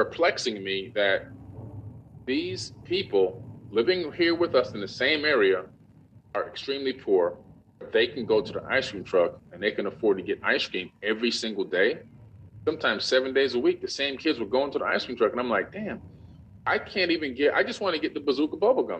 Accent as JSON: {"language": "English", "town": "Opa-locka", "region": "Florida", "country": "United States", "tie": "born or raised there", "also_born_or_lived": "New York", "said": "the city that I grew up"}